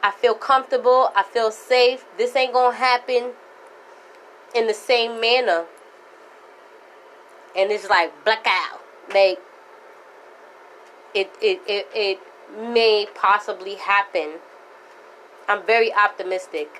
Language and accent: English; New York City, New York, United States; moved away; also born or lived in Florida; Born and raised in the Bronx